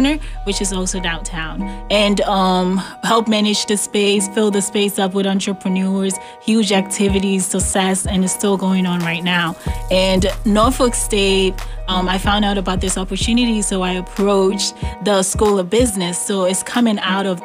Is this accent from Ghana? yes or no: yes; Ghana; moved away; I was born and raised in Ghana, West Africa.